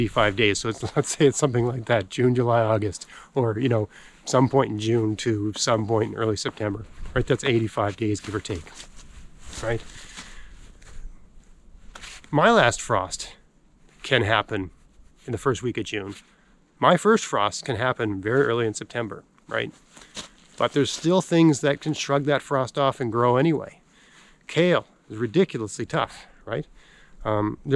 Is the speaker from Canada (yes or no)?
yes; Canada; I'm a Canadian